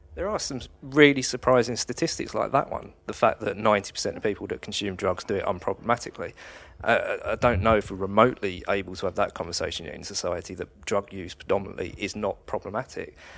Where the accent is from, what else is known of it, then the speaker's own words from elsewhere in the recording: Kent, South East England, United Kingdom; I come from Kent